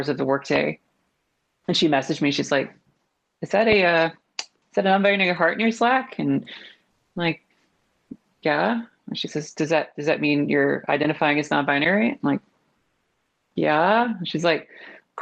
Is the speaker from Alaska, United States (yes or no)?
no; Texas, United States; now in Portland, United States; I grew up in Texas